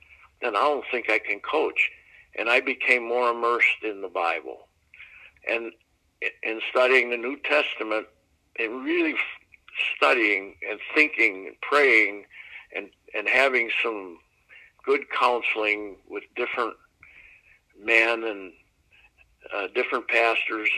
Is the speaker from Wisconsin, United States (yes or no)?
yes; Green Bay, Wisconsin, United States; also born or lived in Pittsburgh, Pennsylvania; I grew up in Pittsburgh, PA.